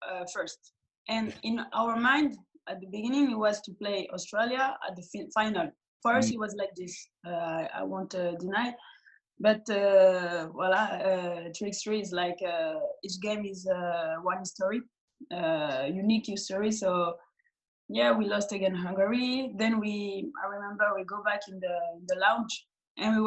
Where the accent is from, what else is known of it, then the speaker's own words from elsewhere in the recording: Clermont-Ferrand, Auvergne-Rhône-Alpes, France; English is a second language; in my hometown, near my hometown, Clermont-Ferrand.